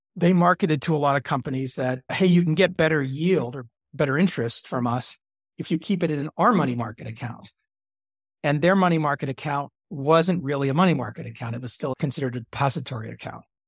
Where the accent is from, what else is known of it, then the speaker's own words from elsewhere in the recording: Dallas, Texas, United States; I grew up in Dallas, Texas